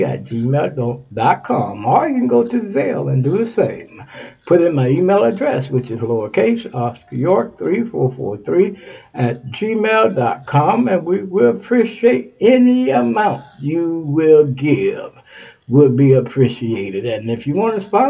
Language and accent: English; Texas, United States; moved away; My home state of Texas.